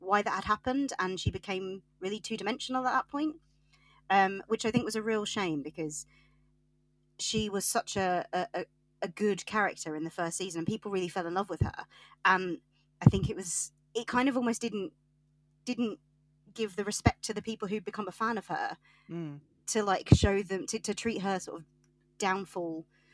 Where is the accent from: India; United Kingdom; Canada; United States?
United Kingdom; Yorkshire and the Humber; I'm from Yorkshire